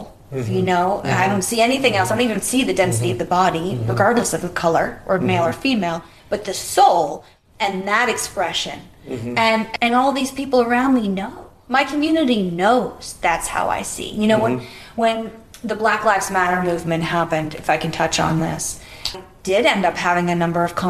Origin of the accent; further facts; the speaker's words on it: Boston, Massachusetts, United States; where I grew up in Boston, and I think Boston's a very racist city